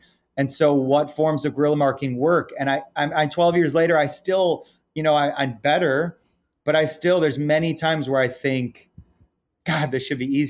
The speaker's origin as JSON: {"language": "English", "country": "Ireland", "said": "I'm Irish, so I'm an eternal optimist"}